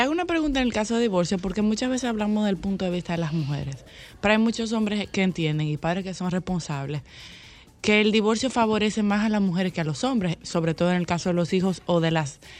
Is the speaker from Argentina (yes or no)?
no; Dominican Republic; somos los dominicanos